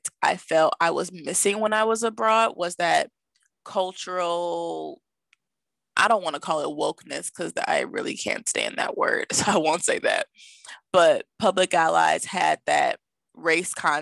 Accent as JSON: {"language": "English", "town": "Milwaukee", "region": "Wisconsin", "country": "United States", "tie": "born or raised there", "said": "my hometown of Milwaukee"}